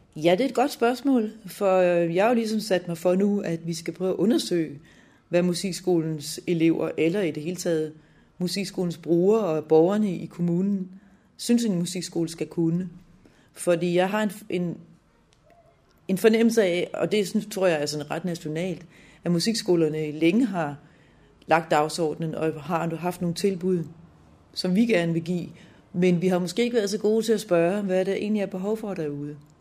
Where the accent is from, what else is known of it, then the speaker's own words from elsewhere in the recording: Lolland, Zealand, Denmark; moved away as an adult; also born or lived in Helsingør / Copenhagen / Aalborg; Jeg er født i Helsingør i 66, og opvokset på Lolland